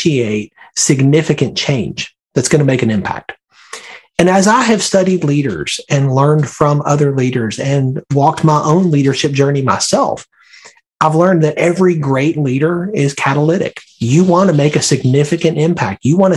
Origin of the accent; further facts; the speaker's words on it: Birmingham, Alabama, United States; now in Northern Virginia, United States; I grew up in Birmingham, Alabama